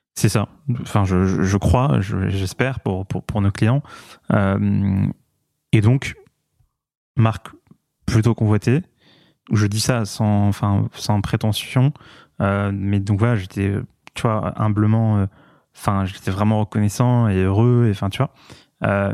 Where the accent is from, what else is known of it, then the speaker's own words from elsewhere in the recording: Paris, Île-de-France, France; je, suis né à Paris, j'ai grandi à Paris, j'adore Paris